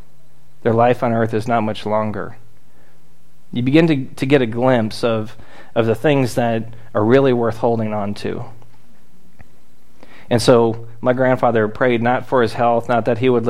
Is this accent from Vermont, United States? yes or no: no; South Florida, United States; I grew up in South Florida.